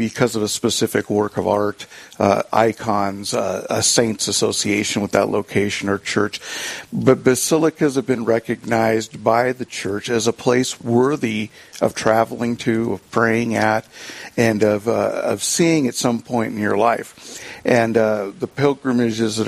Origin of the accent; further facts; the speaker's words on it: Ventura, California, United States; now in South Dakota, United States; my hometown in Ventura, California